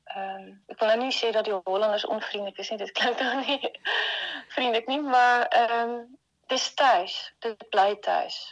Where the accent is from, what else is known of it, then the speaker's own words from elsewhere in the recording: Bloemfontein, Free State, South Africa; moved away as an adult; also born or lived in Stellenbosch / Rotterdam; now in Netherlands; Ek het in Bloemfontein groot geword